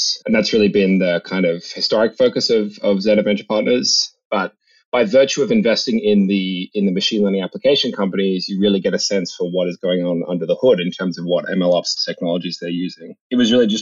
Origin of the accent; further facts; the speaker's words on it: Australia; moved away as an adult; now in San Francisco Bay Area, United States; I came to the US from Australia where I grew up when I was 18 to come to college here in the Bay Area